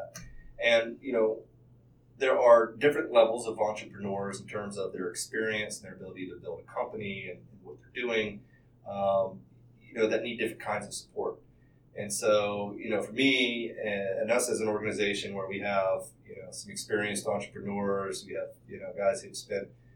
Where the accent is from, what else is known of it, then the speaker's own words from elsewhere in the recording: Charlotte, North Carolina, United States; This is my hometown. I was born in Presbyterian Hospital.